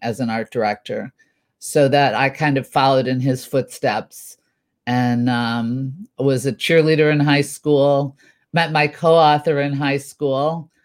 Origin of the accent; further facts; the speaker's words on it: Chicago, Illinois, United States; moved away as an adult; also born or lived in Champaign, Illinois / Burbank, California; now in California, United States; I was born in central Illinois, Champaign to be specific, but most of my life I was raised in Chicago.